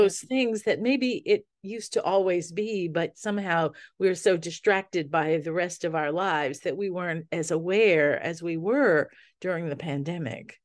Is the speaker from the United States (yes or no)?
yes; New Orleans, Louisiana, United States; I grew up in New Orleans in the Sicilian family